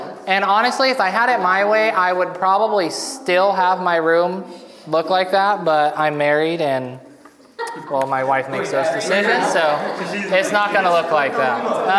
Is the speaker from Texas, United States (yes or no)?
yes; Texas, United States; I'm from Texas, and I am a huge Cowboys fan.